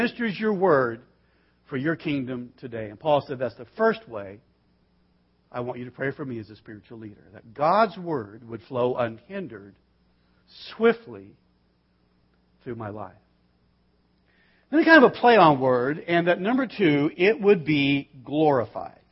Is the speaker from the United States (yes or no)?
yes; Bakersfield, California, United States; I was raised in Bakersfield. We watch Westerns, not cartoons. I mean, it's just where I'm from.